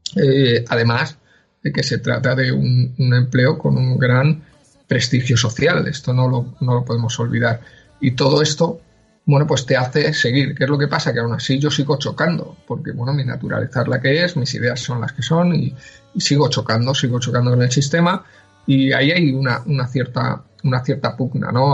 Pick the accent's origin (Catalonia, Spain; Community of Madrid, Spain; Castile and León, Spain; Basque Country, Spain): Community of Madrid, Spain; Madrid; yo eh, nací en Madrid, soy, soy madrileño eh, de toda la vida